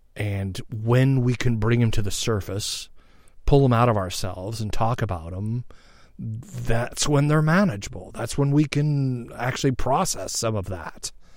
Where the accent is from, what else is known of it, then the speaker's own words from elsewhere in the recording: United States; I'm American